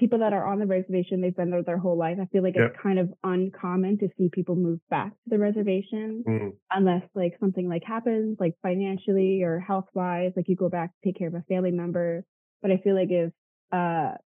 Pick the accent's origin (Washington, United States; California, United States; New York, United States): New York, United States; Tonawanda Seneca reservation; my reservation is really, really tiny. So I guess growing up, I didn't see it as a reservation